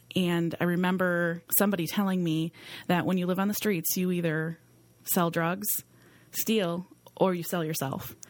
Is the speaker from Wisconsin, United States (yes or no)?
yes; Green Bay, Wisconsin, United States; I grew up right here in Green Bay.